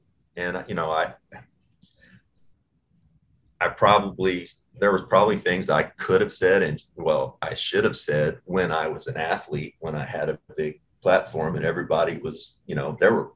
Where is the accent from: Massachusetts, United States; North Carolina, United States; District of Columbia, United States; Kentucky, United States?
Kentucky, United States; Owensboro; also born or lived in Bowling Green, Kentucky; I grew up 45 minutes from Bowling Green in Owensboro